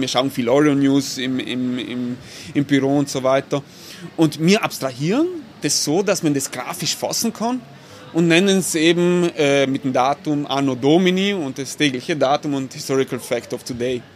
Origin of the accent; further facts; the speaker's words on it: Bolzano, Trentino-Alto Adige, Italy; bin ein gebürtiger Bozner, eigentlich ein Shangayalo, wie man so schön sagt, weil ich komme aus der Peripherie von Bozen